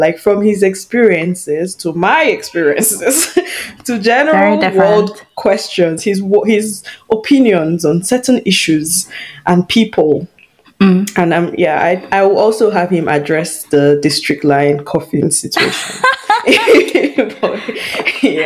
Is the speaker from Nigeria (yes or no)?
yes; Nigeria; moved away as an adult; Being Nigerian